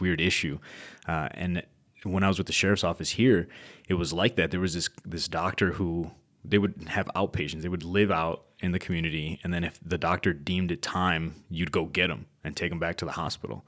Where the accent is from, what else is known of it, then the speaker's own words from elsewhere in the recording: Chicago, Illinois, United States; now in Arizona, United States; it was a rough time growing up in Chicago